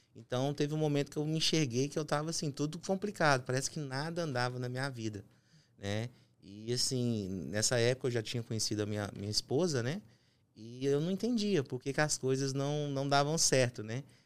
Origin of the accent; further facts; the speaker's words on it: Uberlândia, Minas Gerais, Brazil; moved away as an adult; now in United States; eu sou mineiro, natural de Uberlândia, Minas Gerais